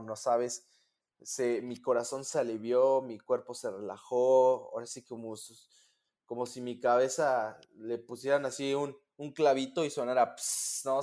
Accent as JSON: {"language": "Spanish", "country": "Mexico", "moved": "as an adult", "lives_now": "Michigan, United States", "said": "yo soy un pedacito de mi país"}